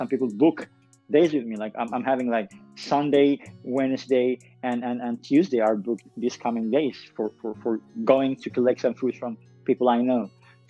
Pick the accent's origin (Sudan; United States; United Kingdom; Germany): Sudan; But honestly, and I'm not saying that because I'm Sudanese, this is a thing that I didn't see much.